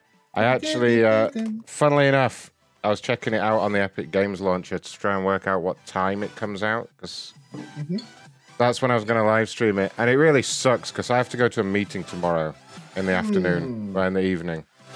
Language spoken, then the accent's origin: English; United Kingdom; I'm British